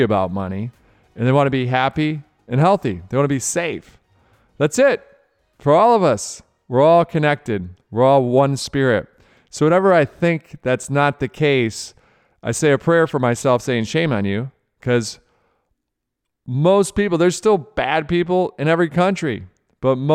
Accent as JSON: {"language": "English", "town": "Rochester", "region": "Michigan", "country": "United States", "tie": "born or raised there", "said": "I grew up in Rochester, Michigan"}